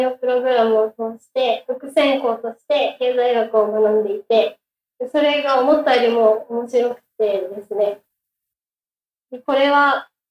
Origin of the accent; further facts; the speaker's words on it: Aichi, Japan; moved away; 出身は愛知県の宇都宮市です